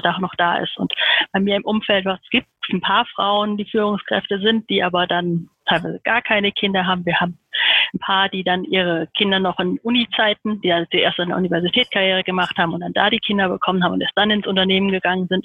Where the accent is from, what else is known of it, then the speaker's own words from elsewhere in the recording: Heidelberg, Baden-Württemberg, Germany; ich bin in Heidelberg geboren